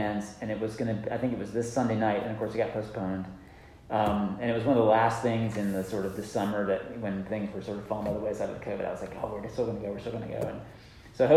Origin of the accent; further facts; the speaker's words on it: Georgia, United States; I grew up in Georgia